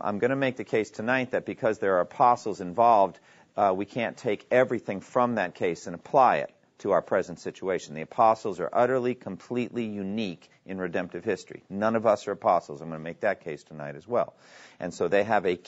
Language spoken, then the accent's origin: English; New England, United States; I'm from New England